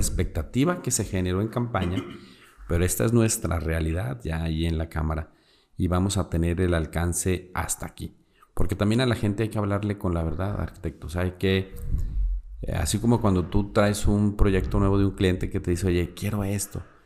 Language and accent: Spanish; Durango, Mexico; soy de Durango